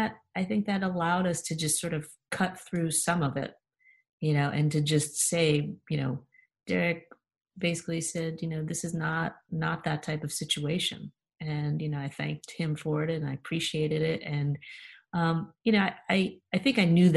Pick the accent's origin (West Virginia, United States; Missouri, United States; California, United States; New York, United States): New York, United States; moved away; I grew up in New York